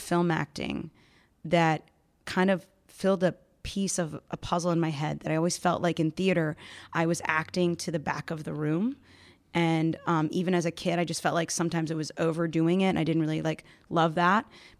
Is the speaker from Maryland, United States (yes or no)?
yes; Maryland, United States; born there; also born or lived in Virginia / Tennessee; So I've lived all over the country. I was born in Maryland. I moved into Virginia, Tennessee, and then eventually finally found my way up here where I found my people.